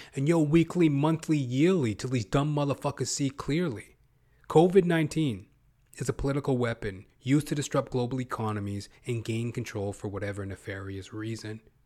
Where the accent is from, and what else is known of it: Western Canada, Canada; accent: Western Canadian